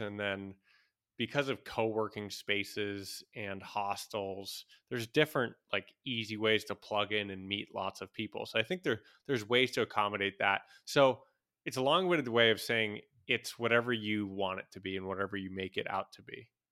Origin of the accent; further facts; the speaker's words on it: United States; moved away; as a American